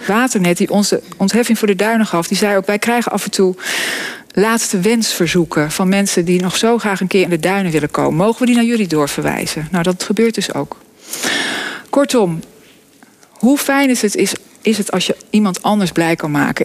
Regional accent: Vogelenzang, North Holland, Netherlands; Ik kom uit het Noord-Hollandse dorp Vogelenzang

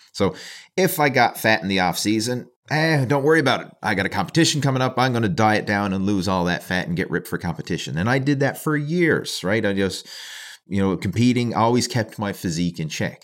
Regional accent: Canada; being a Canadian

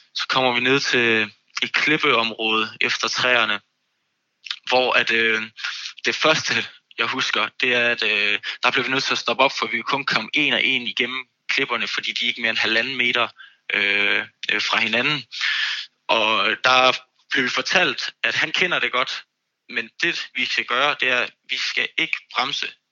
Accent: Copenhagen, Capital Region of Denmark, Denmark; Jeg er fra København

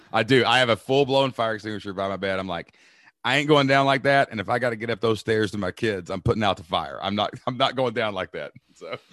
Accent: Kentucky, United States; I'm a dude from Kentucky

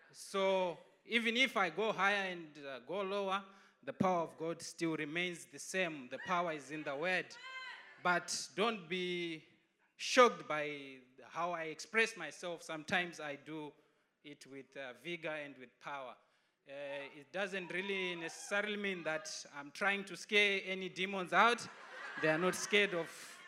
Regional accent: Zimbabwe; moved away; I'm from Zimbabwe

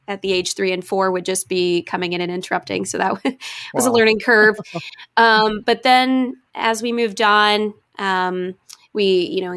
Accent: Goshen, New York, United States; moved away; I grew up about 60 miles north of New York City, so it's considered the Hudson Valley. I went to Goshen High School

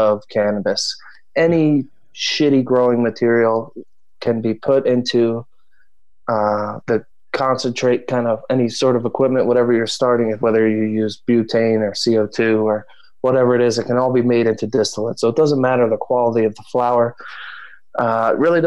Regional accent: New Jersey, United States; moved away; I'm from Jersey originally

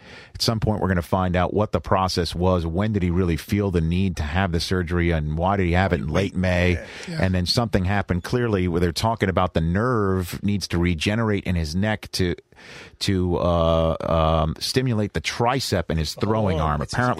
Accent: New York, United States; I'm a New Yorker.

